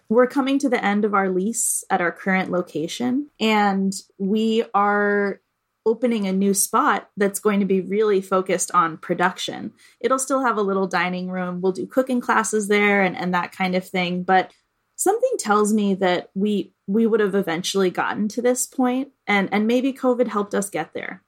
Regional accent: Boston, Massachusetts, United States; being here in Boston, in my hometown

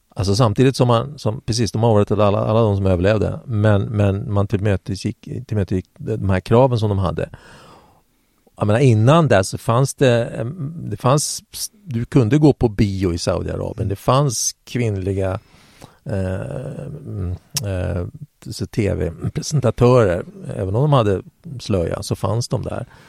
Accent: Eskilstuna, Södermanland, Sweden; där är jag född

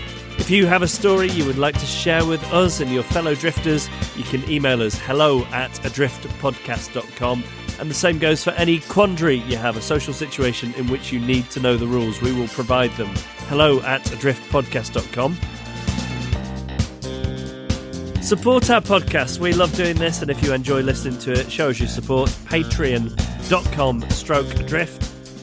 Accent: Beaumaris, Wales, United Kingdom; now in Hong Kong; I've been out of my hometown of, I don't know how to say this, it's on Anglesey, it looks like Beaumarie

